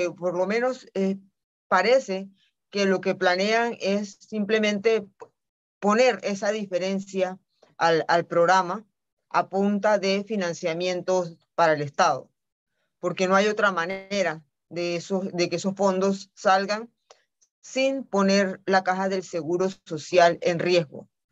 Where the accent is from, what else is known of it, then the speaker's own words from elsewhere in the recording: Panama; no nos hemos querido sentar como panameños